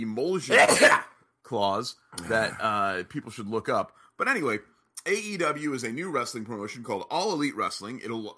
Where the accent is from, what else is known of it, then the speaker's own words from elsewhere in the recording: Orlando, Florida, United States; I was from Orlando.